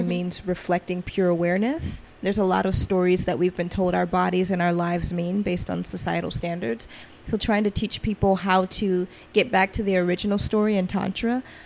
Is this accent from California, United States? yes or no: no; Atlanta, Georgia, United States; also born or lived in Seattle; Growing up in Atlanta, being born in Atlanta, I grew up kind of in trap culture.